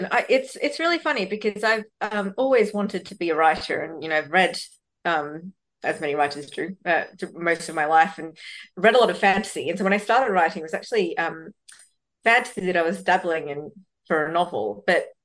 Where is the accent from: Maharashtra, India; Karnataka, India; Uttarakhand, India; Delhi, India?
Karnataka, India; Bangalore; born there; which is where I was born in Bangalore, South India.